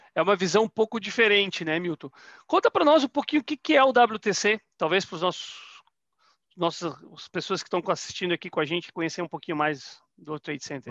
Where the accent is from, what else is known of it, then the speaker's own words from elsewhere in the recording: Florianópolis, Santa Catarina, Brazil; also born or lived in Rondônia; now in Curitiba, Brazil; Eu sou natural de Florianópolis